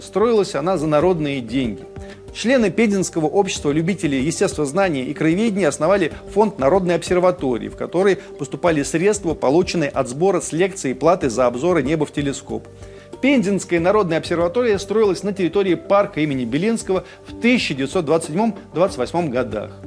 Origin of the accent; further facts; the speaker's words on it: Russia; у себя на родине здесь, в России